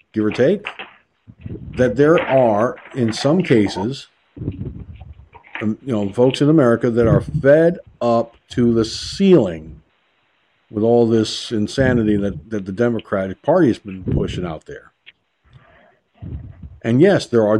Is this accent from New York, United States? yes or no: yes; Peekskill, New York, United States; moved away; I lived in a town called Peekskill, New York, better part of my entire life. Okay? That's my hometown